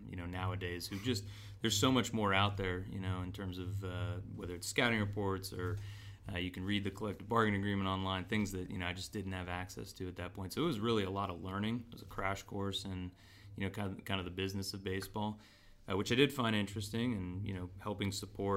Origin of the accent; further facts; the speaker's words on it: San Diego, California, United States; I grew up in San Diego.